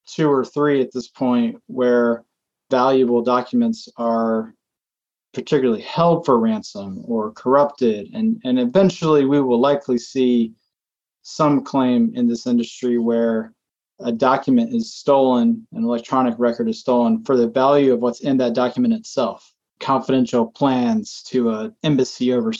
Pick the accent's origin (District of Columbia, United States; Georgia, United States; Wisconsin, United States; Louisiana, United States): Georgia, United States; Atlanta; moved away as an adult; also born or lived in Virginia; now in Portland, Maine, United States; I'm from Atlanta originally. I grew up in Metro Atlanta